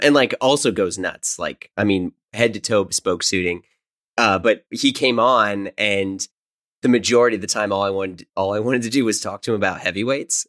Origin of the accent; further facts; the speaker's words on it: St. Louis, Missouri, United States; moved away; also born or lived in New York; I'm originally from Saint Louis